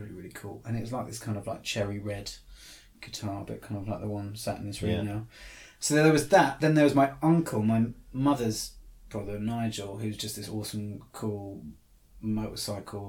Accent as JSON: {"language": "English", "town": "Torbay", "region": "South West England", "country": "United Kingdom", "tie": "born or raised there", "moved": "yes", "said": "I grew up in Devon."}